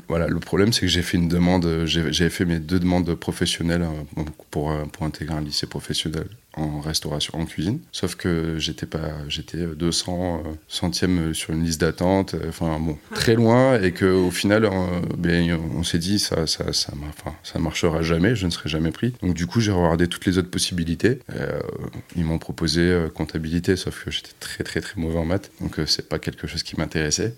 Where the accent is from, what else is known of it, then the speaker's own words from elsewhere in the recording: Bordeaux, Nouvelle-Aquitaine, France; On est de Bordeaux